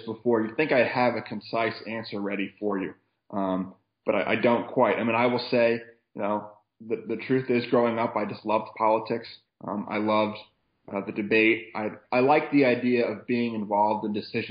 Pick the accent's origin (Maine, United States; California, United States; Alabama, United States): Maine, United States; Waterville; I grew up in Waterville, Maine